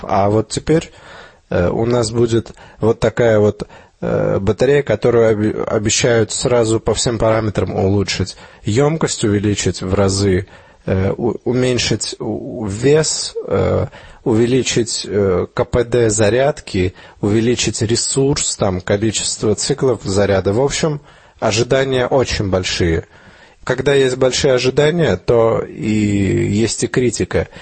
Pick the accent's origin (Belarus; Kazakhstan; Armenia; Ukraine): Armenia; moved away; где я рос, в Армении